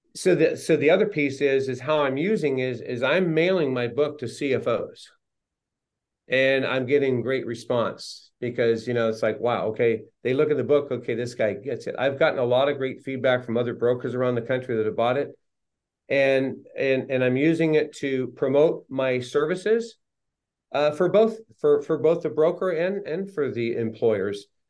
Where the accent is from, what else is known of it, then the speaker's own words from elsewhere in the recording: Los Angeles, California, United States; also born or lived in Riverside, California; now in San Clemente, United States; I was raised primarily in the San Fernando Valley in the LA area.